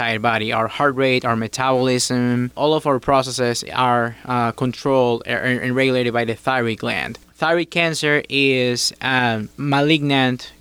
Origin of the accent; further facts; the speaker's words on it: Guayaquil, Guayas, Ecuador; moved away as an adult; also born or lived in Morristown, New Jersey / Miami, Florida; now in United States; I attended medical school at Universidad Católica of Guayaquil. That's my hometown.